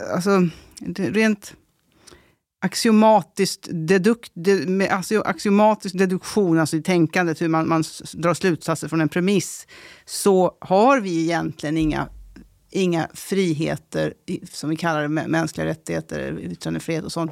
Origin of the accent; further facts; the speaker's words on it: Stockholm, Stockholm County, Sweden; also born or lived in Värmland; Men jag är också uppväxt i Tensta så jag känner platsen